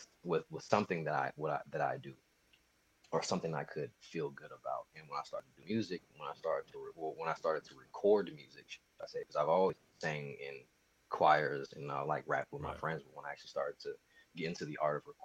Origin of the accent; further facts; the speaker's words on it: Sacramento, California, United States; also born or lived in Hayward; But man, I'm a kid from Sacramento, California, grew up. I was here for most of my life. I'm heavily Bay Area influenced. Like you said, I was born in Hayward, California